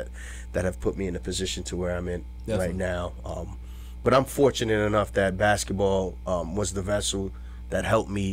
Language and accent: English; New York City, New York, United States; I grew up in Queens, New York